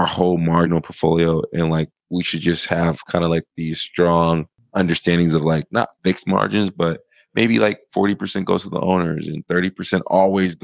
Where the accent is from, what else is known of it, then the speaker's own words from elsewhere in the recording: United States; now in Thailand; as an American